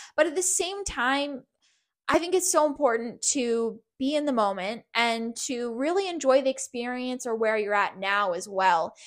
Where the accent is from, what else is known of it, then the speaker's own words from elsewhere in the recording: Canada; from Canada